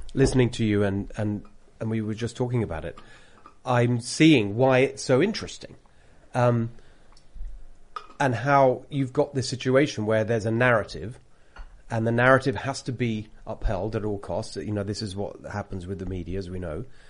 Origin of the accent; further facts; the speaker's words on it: United Kingdom; accent: British; moved away as an adult; now in California, United States; I've got a British accent